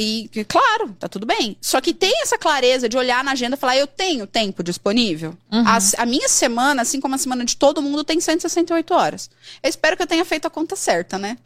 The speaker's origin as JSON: {"language": "Portuguese", "country": "Brazil", "said": "Eu sou brasileira"}